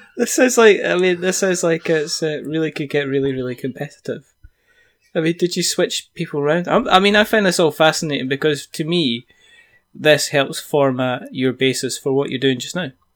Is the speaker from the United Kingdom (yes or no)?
yes; Scotland, United Kingdom; I'm Scottish